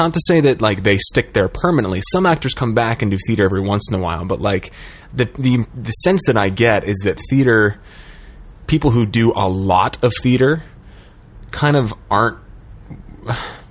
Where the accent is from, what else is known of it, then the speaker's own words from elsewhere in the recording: East Coast, United States; now in Los Angeles, United States; I'm from the East Coast where there's some really fantastic theater